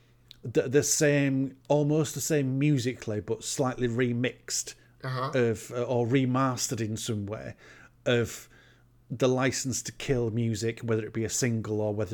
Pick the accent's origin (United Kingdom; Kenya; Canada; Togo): United Kingdom; Sunderland, North East England; Because I'm originally from Sunderland.